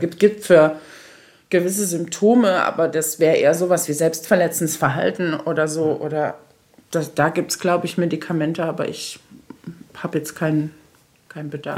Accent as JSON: {"language": "German", "town": "Saarbrücken", "region": "Saarland", "country": "Germany", "tie": "born or raised there", "also_born_or_lived": "Berlin", "moved": "as an adult", "said": "aus meiner Jugend hier im Saarland"}